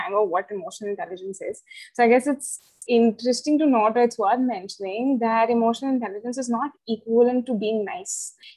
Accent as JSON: {"language": "English", "region": "Chandigarh", "country": "India", "tie": "born or raised there", "said": "I've been born and brought up in Chandigarh."}